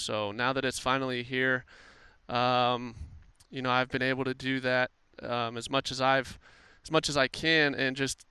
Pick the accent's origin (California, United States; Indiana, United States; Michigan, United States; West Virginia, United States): California, United States; Anaheim; moved away as an adult; now in Cincinnati, United States; I grew up in Anaheim